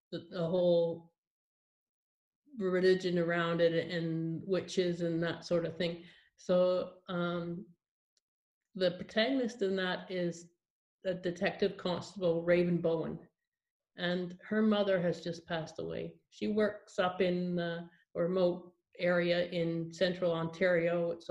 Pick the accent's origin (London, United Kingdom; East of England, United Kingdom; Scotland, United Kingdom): Scotland, United Kingdom; Edinburgh; born there; I was born here in Edinburgh